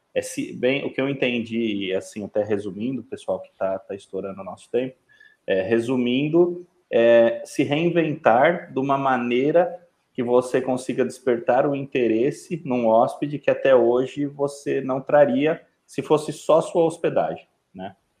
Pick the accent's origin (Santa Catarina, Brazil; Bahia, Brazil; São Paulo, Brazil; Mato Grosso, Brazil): São Paulo, Brazil; moved away; sou paulistano, vim de São Paulo, tô aqui há 16 anos